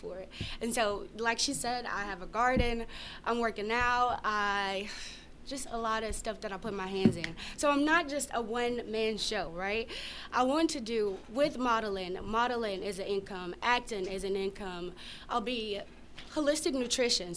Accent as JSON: {"language": "English", "town": "Grady", "region": "Arkansas", "country": "United States", "said": "I'm from Grady, Arkansas"}